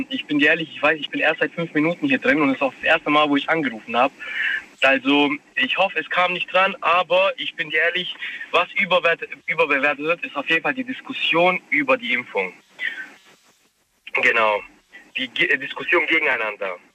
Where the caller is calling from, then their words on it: Waiblingen, Baden-Württemberg, Germany; ich komme aus Weibling.